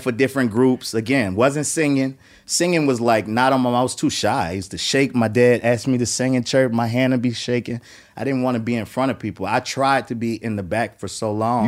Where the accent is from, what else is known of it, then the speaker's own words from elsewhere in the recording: New Orleans, Louisiana, United States; moved away; I was coming from New Orleans where there was a bunch of music, but there was no music industry